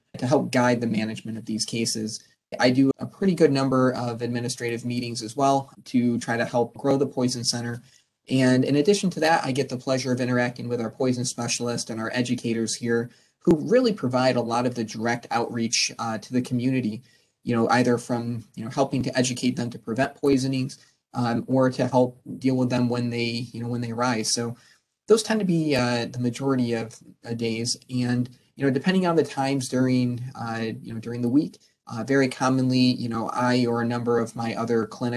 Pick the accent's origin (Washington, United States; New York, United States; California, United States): New York, United States; Binghamton; moved away as an adult; now in Syracuse, United States; I'm a native from the Binghamton area